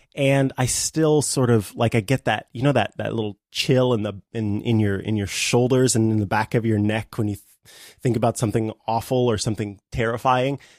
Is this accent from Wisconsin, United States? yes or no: no; Missouri, United States; I am from the Show Me State